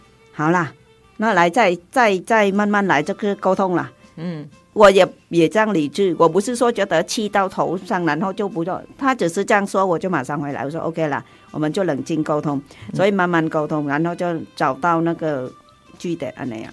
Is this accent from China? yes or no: no; Southern Vietnam, Vietnam; accent: southern Vietnamese; Chinese is a second language; moved away as an adult; now in Taiwan; 我在南越出生长大，所以我就平时讲话都是讲南越的